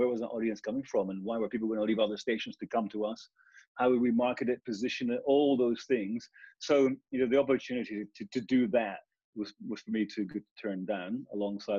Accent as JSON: {"language": "English", "region": "Scotland", "country": "United Kingdom", "moved": "yes", "lives_now": "Australia", "said": "I'm not Australian. I hail from Scotland, originally back in the day."}